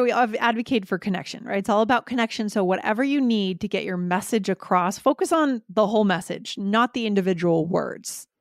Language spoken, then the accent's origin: English; New England, United States; I grew up in New England